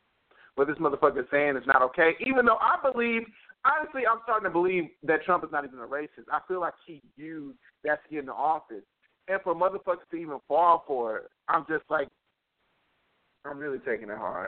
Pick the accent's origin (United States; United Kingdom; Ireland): United States; as an American